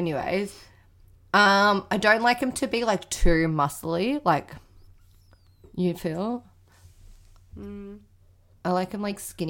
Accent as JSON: {"language": "English", "country": "Australia", "said": "Aussie. I'm from Australia, mate."}